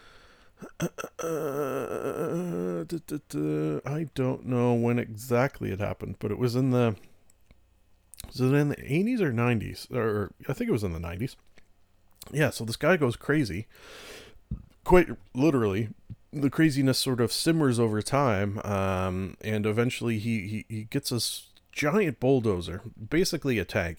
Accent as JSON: {"language": "English", "country": "Canada", "said": "I am Canadian"}